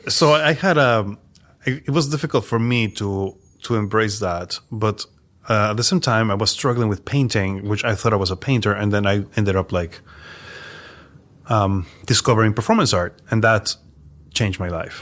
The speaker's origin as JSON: {"language": "English", "region": "Mexico City", "country": "Mexico", "tie": "born or raised there", "moved": "yes", "lives_now": "New York, United States", "said": "So I am from Mexico City, um, born and raised there"}